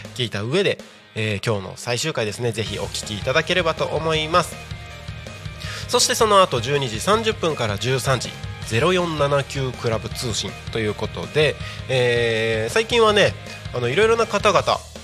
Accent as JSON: {"language": "Japanese", "town": "Takko", "region": "Aomori", "country": "Japan", "tie": "born or raised there", "also_born_or_lived": "Morioka, Iwate Prefecture", "moved": "as an adult", "lives_now": "Tako, Japan", "said": "僕が生まれ育った、まあ、青森県の田子町だったりとか、えー、岩手県盛岡市あたりは"}